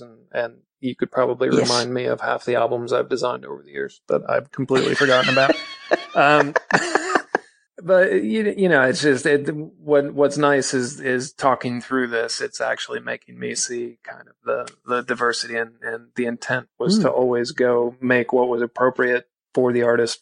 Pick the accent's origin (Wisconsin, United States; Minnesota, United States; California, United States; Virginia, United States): Minnesota, United States; Minneapolis; moved away; I'm from Minneapolis originally